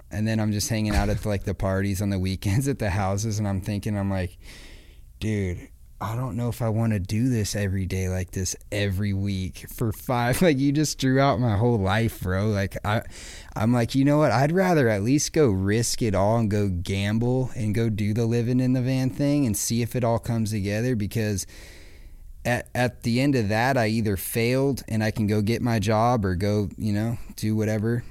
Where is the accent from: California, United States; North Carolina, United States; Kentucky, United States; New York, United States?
California, United States; Acton; I grew up in Acton, right outside of Palmdale